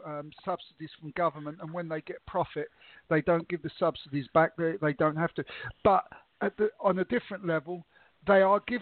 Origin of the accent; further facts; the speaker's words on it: England, United Kingdom; I was brought up in England, I come from an Italian background